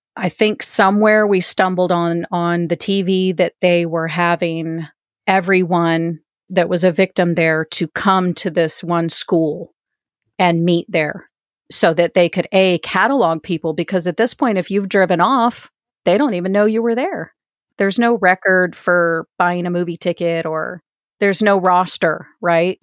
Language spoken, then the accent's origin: English; East Coast, United States; moved away; also born or lived in Denver; I am originally from the East Coast